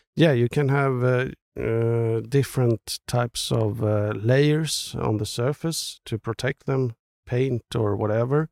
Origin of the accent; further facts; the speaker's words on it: Stockholm, Stockholm County, Sweden; especially maybe Stockholm. It's, it's my hometown.